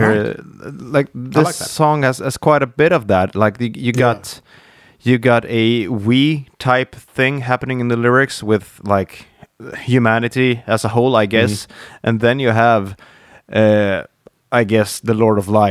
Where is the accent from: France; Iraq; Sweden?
Sweden; Dalarna County; I grew up in Dalarna